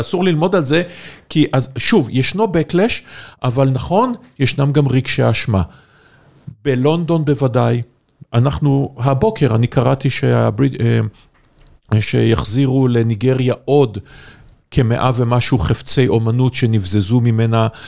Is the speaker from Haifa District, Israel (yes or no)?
yes; Haifa, Haifa District, Israel; אני חיפאי